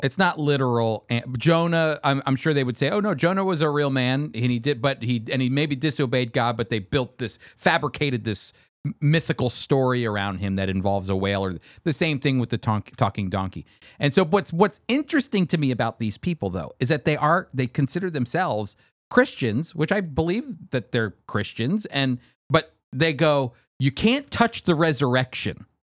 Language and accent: English; United States; as an American